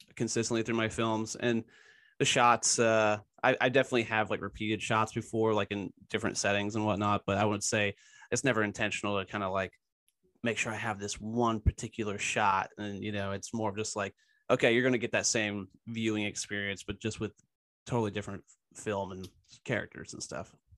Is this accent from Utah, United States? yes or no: no; Tennessee, United States; also born or lived in Philadelphia, Pennsylvania; now in Knoxville, United States; I grew up mostly in Tennessee. I moved from Philly when I was younger.